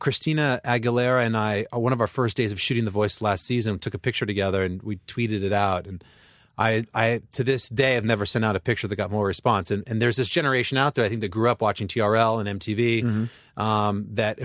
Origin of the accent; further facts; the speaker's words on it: Los Angeles, California, United States; also born or lived in Bay Area / Coachella Valley; I grew up in Los Angeles.